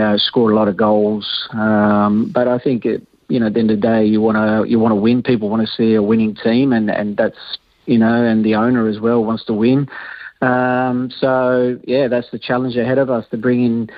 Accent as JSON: {"language": "English", "country": "Australia", "said": "I'm Australian"}